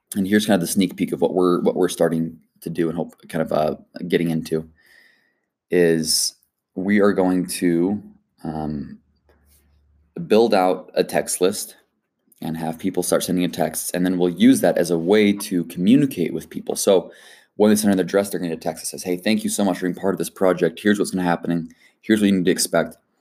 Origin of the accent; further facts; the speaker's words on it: United States; born and raised in the United States